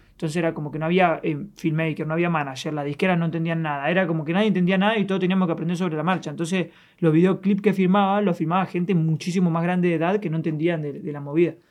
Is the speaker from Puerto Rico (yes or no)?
no; Argentina; yo soy un artista argentino